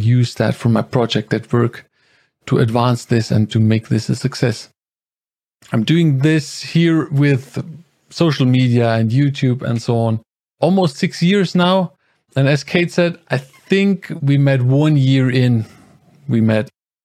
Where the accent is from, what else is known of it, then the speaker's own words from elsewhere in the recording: Germany; I'm from Germany. I live here with my wife and the two kids.